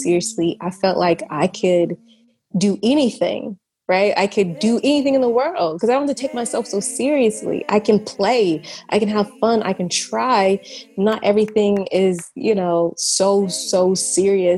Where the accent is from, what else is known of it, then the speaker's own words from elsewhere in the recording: Atlanta, Georgia, United States; moved away as an adult; also born or lived in San Diego; now in Barcelona, Spain; I am from Atlanta, Georgia. I currently live in Barcelona, Spain